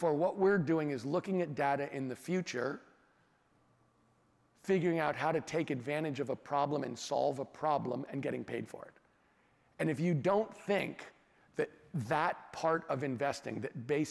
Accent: California, United States; as a Californian and as American

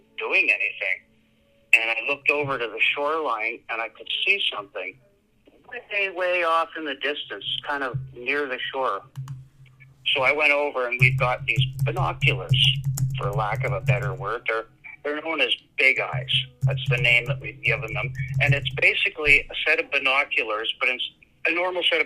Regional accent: Yorkton, Saskatchewan, Canada; I grew up in York and Saskatchewan

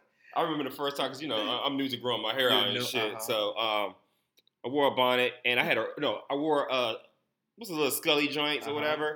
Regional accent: Georgia, United States; growing up in Georgia, I never put on sunscreen.

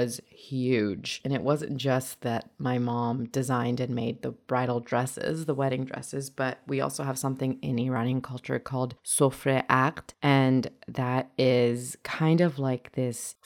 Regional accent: North Vancouver, British Columbia, Canada; English is a second language; in 1996, when I was 4 years old, she and I came to Canada together and we settled in North Vancouver. And I have only the best memories of growing up in North Vancouver with my mom

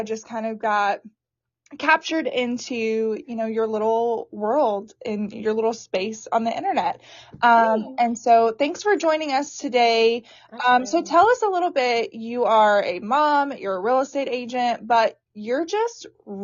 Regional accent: Myrtle Beach, South Carolina, United States; now in Nashville, United States; I am from Myrtle Beach

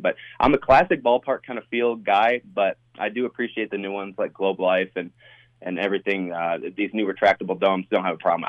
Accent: Michigan, United States; moved away; I grew up in Michigan, so I went to Tiger Stadium

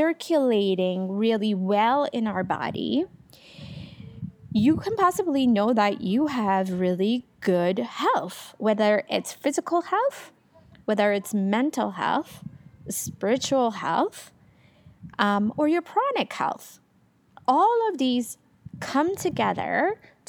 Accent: Iran; moved away as an adult; now in Canada; I'm from Iran originally. I was born there. I lived there all throughout my teenagehood. And then I moved to Canada after

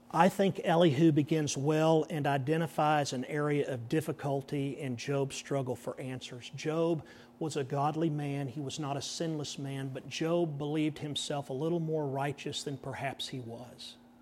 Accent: Texas, United States; I said, "Yes, sir, I am." Did my accent give it away?

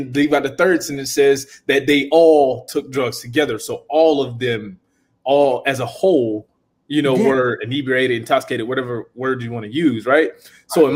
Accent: Florida, United States; I'm from Florida

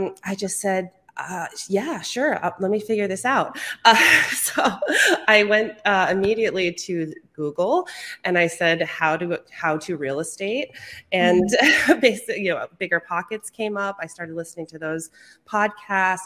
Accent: Brattleboro, Vermont, United States; I am out of Brattleboro, Vermont, the one and only

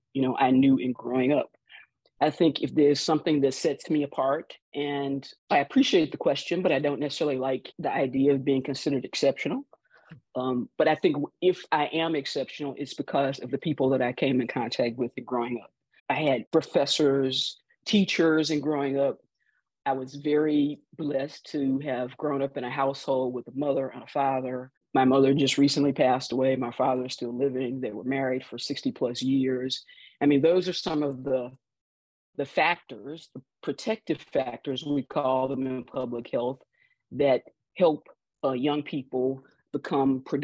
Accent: Greenville, Mississippi, United States; I grew up in Greenville, Mississippi.

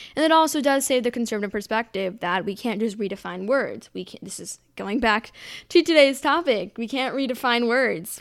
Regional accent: United States

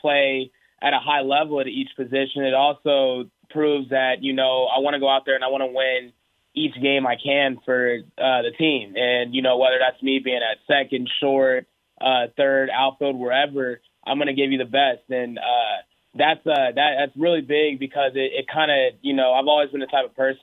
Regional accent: Houston, Texas, United States; also born or lived in Oklahoma; I was born in Oklahoma, lived in Oklahoma for about 3 years, and then moved down to Houston after

